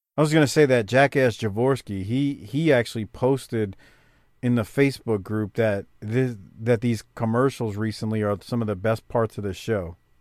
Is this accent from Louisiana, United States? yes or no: yes; New Orleans, Louisiana, United States; I grew up in the Eighth Ward, New Orleans